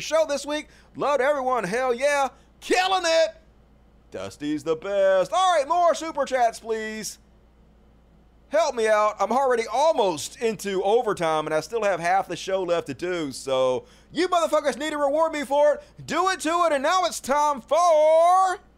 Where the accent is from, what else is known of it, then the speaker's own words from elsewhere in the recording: Mississippi, United States; my home state of Mississippi